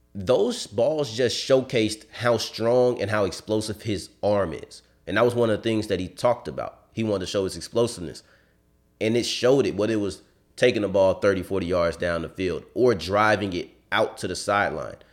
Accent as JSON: {"language": "English", "region": "Texas", "country": "United States", "said": "I'm from Texas"}